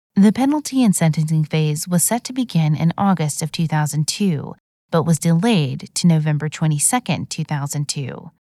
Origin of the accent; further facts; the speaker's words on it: Plano, Texas, United States; in my hometown of Plano, Texas.